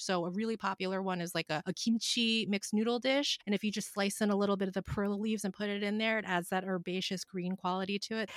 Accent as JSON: {"language": "English", "town": "Philadelphia", "region": "Pennsylvania", "country": "United States", "tie": "born or raised there", "moved": "yes", "lives_now": "Los Angeles, United States", "said": "I grew up in Philadelphia, so you can't really garden year-round there like you can here in Los Angeles"}